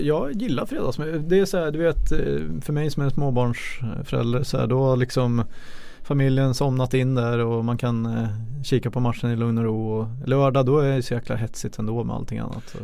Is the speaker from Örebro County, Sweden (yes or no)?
yes; Karlskoga, Örebro County, Sweden; jag är född i Karlskoga också